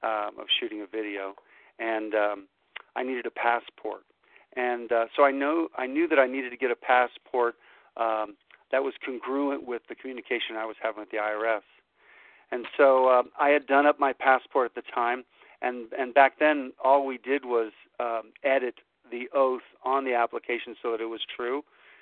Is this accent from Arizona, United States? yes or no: no; Orlando, Florida, United States; I love it here in New Hampshire. I grew up in Orlando, you know, I've been out of the country when my father was in the service and all.